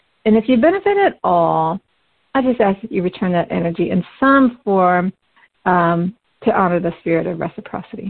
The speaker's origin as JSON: {"language": "English", "region": "Midwest", "country": "United States", "tie": "born or raised there", "said": "I was born into an animist family in the West. We had our own culture within the family, but also part of the larger Midwest American community"}